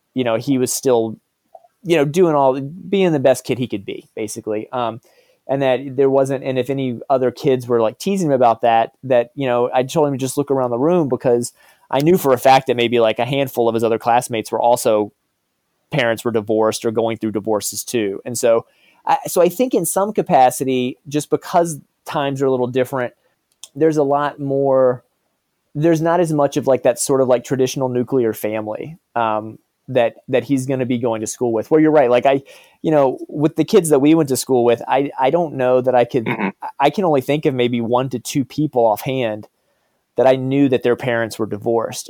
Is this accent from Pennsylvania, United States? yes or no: no; Virginia, United States; also born or lived in Texas; growing up in the South